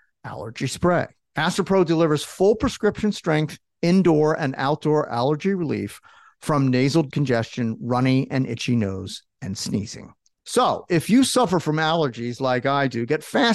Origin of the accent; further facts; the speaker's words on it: New Jersey, United States; also born or lived in Philadelphia, Pennsylvania; raised in Jersey, went to Rutgers